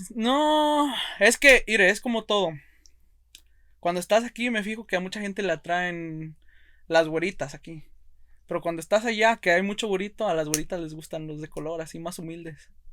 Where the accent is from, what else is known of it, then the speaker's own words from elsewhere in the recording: Monroe, Oregon, United States; Yo soy de Monroe, Oregon